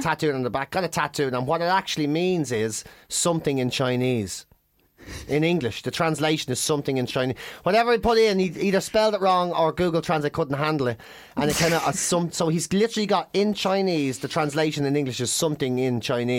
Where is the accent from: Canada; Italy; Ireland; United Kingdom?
Ireland; We're from Ireland.